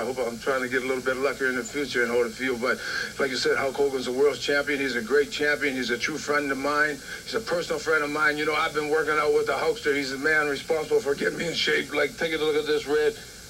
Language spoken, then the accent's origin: English; Nova Scotia, Canada; moved away as an adult; also born or lived in Toronto; now in Washington, D.C., United States; it all started here for me right in Canada, because I was born in Nova Scotia, Canada. I started in Toronto. From there, I went all over the world. I've been all over, Daddy. I live in Washington, D.C. right now. I make my home there.